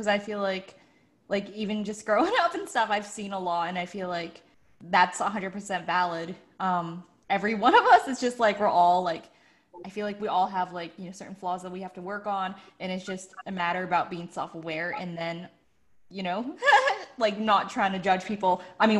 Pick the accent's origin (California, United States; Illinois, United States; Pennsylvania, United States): Pennsylvania, United States; Pittsburgh; I mean, for me, like, I came from Pittsburgh, so I came from the Northeast.